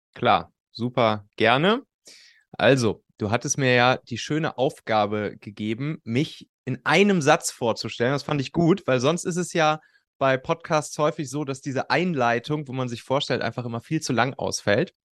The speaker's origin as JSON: {"language": "German", "region": "Rhineland", "country": "Germany", "tie": "born or raised there", "said": "auf'm Schulhof bei uns im Rheinland, ne, wo wir, wo wir Abi gemacht haben"}